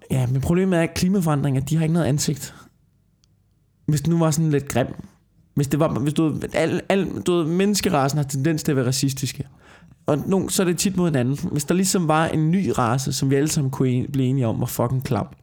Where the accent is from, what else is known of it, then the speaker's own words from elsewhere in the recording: Tornby, Denmark; now in Copenhagen, Denmark; hvor jeg voksede op, ikke? i det der forstadskvarter ude i Tornby